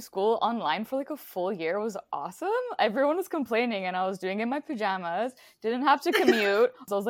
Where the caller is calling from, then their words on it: British Columbia, Canada; Today, I'm joining you both from the unceded ancestral and traditional territory of the Musqueam, Squamish, and Tsleil-Wau